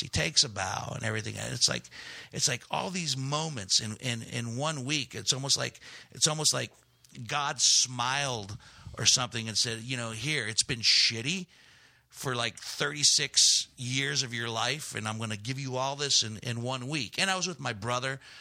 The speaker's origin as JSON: {"language": "English", "town": "Steubenville", "region": "Ohio", "country": "United States", "tie": "born or raised there", "also_born_or_lived": "Gary, Indiana / Chicago / Greece", "said": "Steubenville, Ohio, which is my unofficial hometown."}